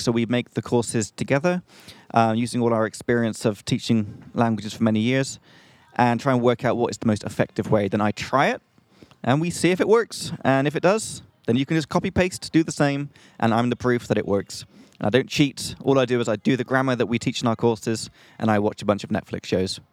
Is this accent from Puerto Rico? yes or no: no; England, United Kingdom; from England.